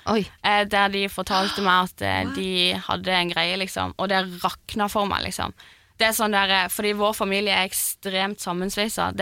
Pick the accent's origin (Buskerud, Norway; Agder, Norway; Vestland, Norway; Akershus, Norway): Agder, Norway; Lyngdal; now in Oslo, Norway; jeg er jo fra Lyngdal